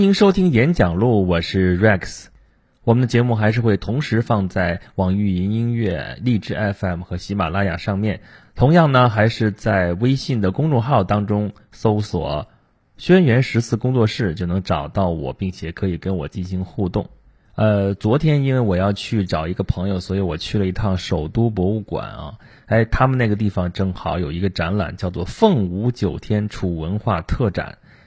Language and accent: Chinese; Shandong, China; moved away; 我作为一个齐国人啊，我，我，我们老家那个地方是号称山东嘛，号称齐鲁之邦，我，我在那个地方其实主要是齐国的地盘儿